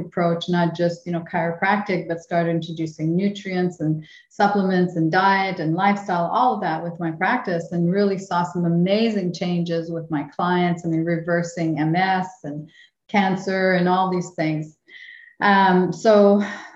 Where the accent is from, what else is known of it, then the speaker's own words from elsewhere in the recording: Winnipeg, Manitoba, Canada; moved away; we both grew up, yeah, in, the other side of the river, in the French, for me, in the French section, you know, Saint-Boniface